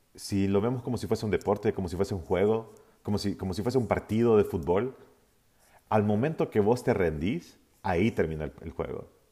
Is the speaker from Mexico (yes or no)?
no; Honduras; yo soy de Honduras